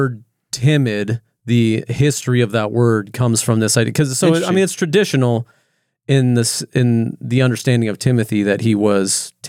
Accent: California, United States; now in Oregon, United States; And I was this outsider from California moving to Oregon.

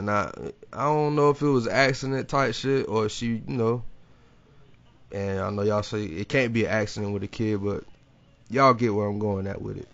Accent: Jacksonville, Florida, United States

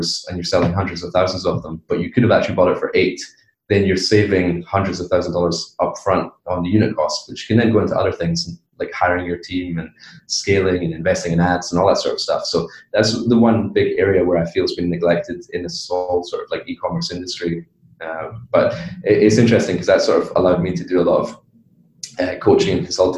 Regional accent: Edinburgh, Scotland, United Kingdom; moved away as an adult; also born or lived in Miami / China; I grew up in Edinburgh, Scotland, from the UK.

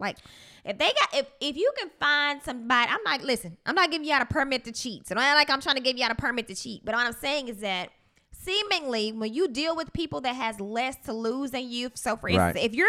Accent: Pine Bluff, Arkansas, United States; People have this synopsis of, you know, I'm from Pine Bluff and sometimes I act like a little dude.

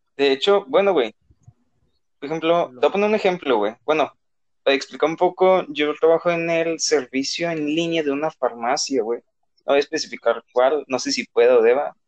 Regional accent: Nuevo León, Mexico; todos somos de aquí de Nuevo León

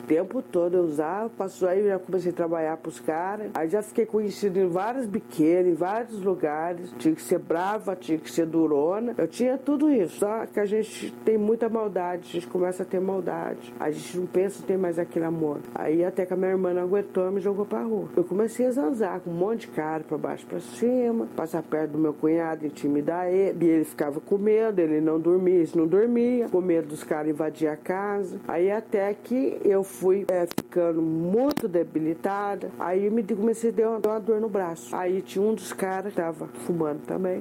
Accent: Cruzeiro, São Paulo, Brazil; now in São José dos Campos, Brazil; Nasci em Cruzeiro, na em 1969, estava tudo bem na minha família

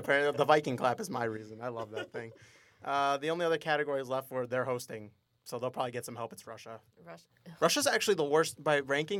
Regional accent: Mexico; I am Mexican.

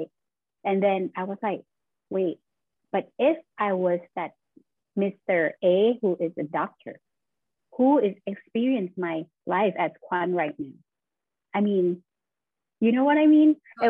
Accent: Thailand; moved away as an adult; now in Buffalo, United States; I am originally from Thailand, and I just moved to Buffalo, New York last year.

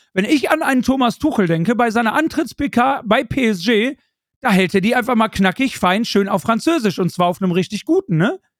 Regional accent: Germany; ich als Deutscher

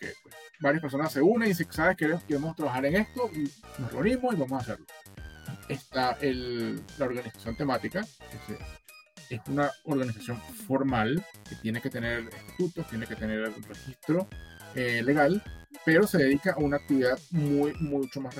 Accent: Barquisimeto, Lara, Venezuela; also born or lived in Caracas; soy de Barquisimeto, pero viví 10 años en, Caracas y viví por fuera y te va cambiando

